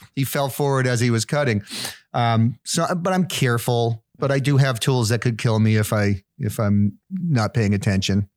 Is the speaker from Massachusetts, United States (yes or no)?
yes; near Plymouth, South Shore of Massachusetts, United States; moved away as an adult; also born or lived in New York City / White Plains, New York / upstate New York; most of my growing up was done in, in this small town.